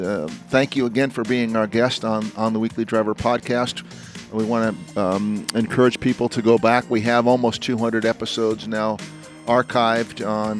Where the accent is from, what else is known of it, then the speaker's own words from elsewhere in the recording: New Jersey, United States; born there; Well, I was born in New Jersey, and I don't know the answer